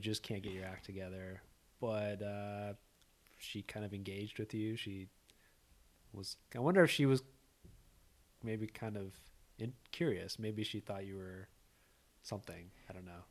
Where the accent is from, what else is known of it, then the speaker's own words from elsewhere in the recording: Orange County, California, United States; I grew up in Orange County. So, like, the O C